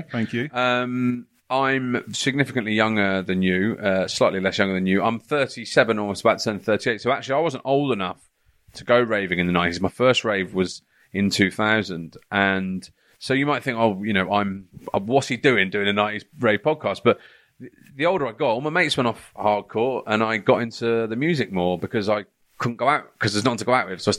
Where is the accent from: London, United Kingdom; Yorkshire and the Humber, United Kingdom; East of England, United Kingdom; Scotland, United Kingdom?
London, United Kingdom; now in Hertfordshire, United Kingdom; uh, North London, Edmonton.